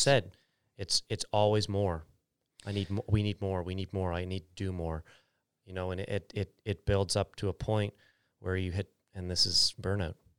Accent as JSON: {"language": "English", "town": "Bridgewater", "region": "Nova Scotia", "country": "Canada", "tie": "born or raised there", "also_born_or_lived": "Calgary", "moved": "as an adult", "said": "when I moved back from Calgary, I want Bridgewater to be a place that people don't wanna leave. When I was a kid, I wanted to leave"}